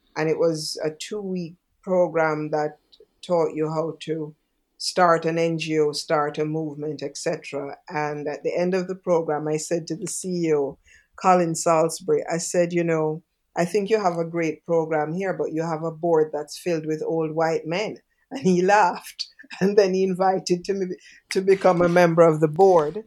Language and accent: English; Jamaica; I'm from Jamaica.